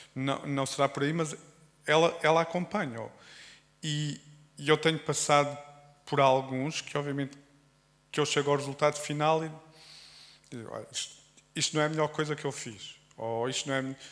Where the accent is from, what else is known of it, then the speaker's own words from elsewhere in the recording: Alentejo, Portugal; sou alentejano